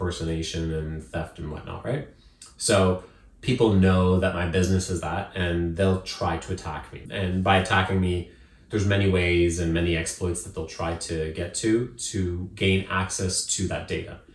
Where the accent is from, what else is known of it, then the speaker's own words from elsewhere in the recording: Zimbabwe; moved away; where I was born in Zimbabwe is not as expensive